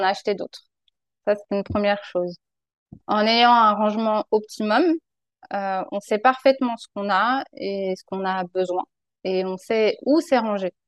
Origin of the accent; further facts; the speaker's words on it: France; moved away as an adult; also born or lived in Paris region; now in British Columbia, Canada; Je suis originaire de France